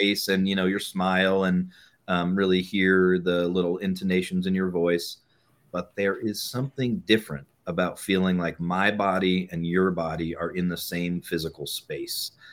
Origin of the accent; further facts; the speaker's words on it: New England, United States; also born or lived in Bay Area, California; now in Boulder, United States; I grew up in New England